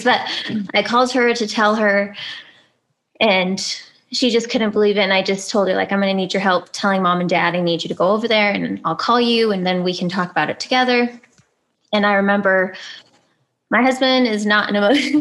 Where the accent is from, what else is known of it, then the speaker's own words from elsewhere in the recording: California, United States; moved away as an adult; also born or lived in Albuquerque; I am from California